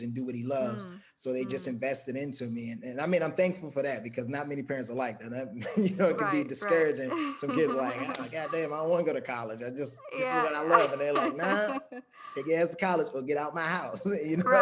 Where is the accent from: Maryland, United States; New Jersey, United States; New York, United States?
Maryland, United States; Prince George's County; moved away as an adult; also born or lived in Washington, D.C.; now in California, United States; I'm originally from Maryland, not Baltimore, Maryland. Prince George's County